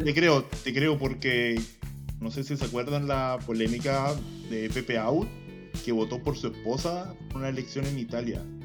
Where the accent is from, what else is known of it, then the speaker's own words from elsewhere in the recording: Valdivia, Los Ríos, Chile; en mi pueblo hay un mall que dicen que es mall, pero la weá es más chico que la chucha. Y no, pues hay una, la típica catedral de Valdivia